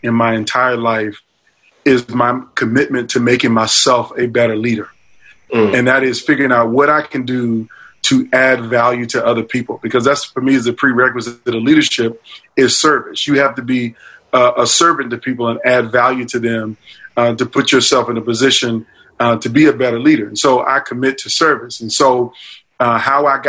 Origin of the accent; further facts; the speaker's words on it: Norfolk, Virginia, United States; my hometown of Virginia Beach, Virginia, really Norfolk, Virginia